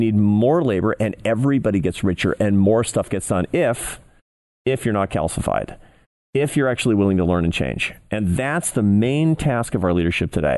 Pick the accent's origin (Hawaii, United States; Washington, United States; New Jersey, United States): Washington, United States; Seattle; moved away; It was in my hometown. I grew up in Seattle